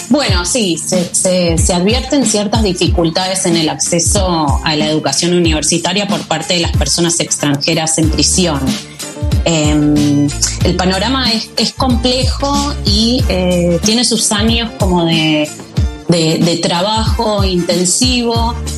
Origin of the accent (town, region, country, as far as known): Argentina